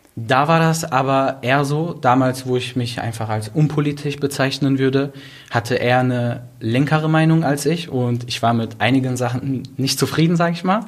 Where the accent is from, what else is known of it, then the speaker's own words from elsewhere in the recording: Duisburg, North Rhine-Westphalia, Germany; ich komme aus Duisburg, bin aufgewachsen in Marxloh